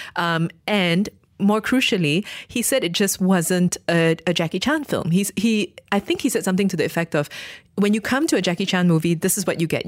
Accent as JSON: {"language": "English", "country": "Malaysia", "said": "I am a Malaysian Chinese person"}